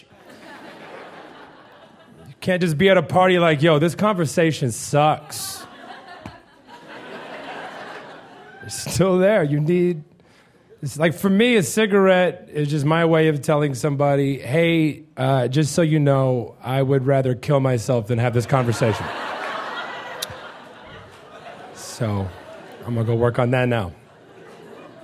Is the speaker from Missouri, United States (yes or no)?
yes; Missouri, United States; I'm from Missouri